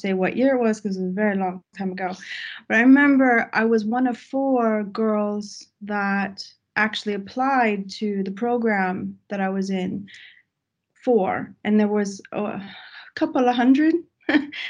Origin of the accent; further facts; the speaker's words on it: Texas, United States; now in Sweden; I come from Texas, so this is a big jump going to Sweden